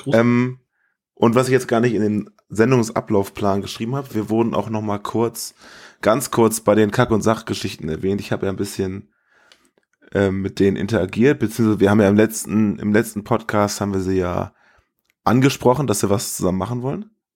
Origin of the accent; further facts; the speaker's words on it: Germany; wo ich herkomme, und ich sagte, I'm from Germany